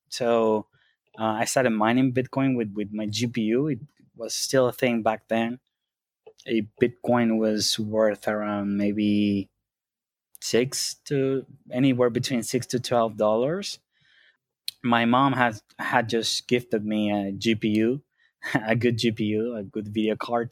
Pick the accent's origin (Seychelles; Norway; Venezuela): Venezuela; moved away; I grew up in Venezuela